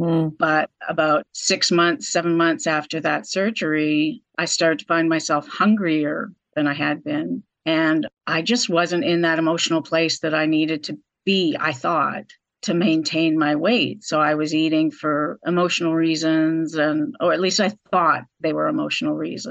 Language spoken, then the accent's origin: English; Vancouver, British Columbia, Canada; moved away as an adult; now in North Carolina, United States; I am originally from Vancouver, Canada. But I married my American husband about 25 years ago and moved to North Carolina